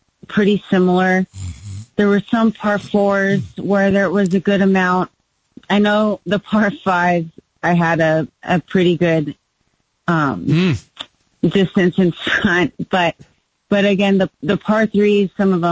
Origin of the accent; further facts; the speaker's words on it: Southern California, United States; moved away; I'm originally from California. And immediately my dad got me into golf lessons, played junior Southern California junior golf, played for high school